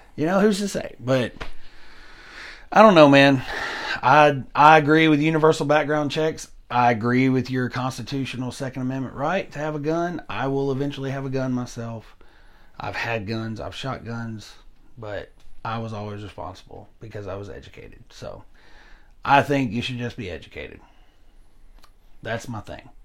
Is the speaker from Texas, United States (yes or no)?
no; Hickman County, Tennessee, United States; Hickman County down the road here, my hometown, our hometown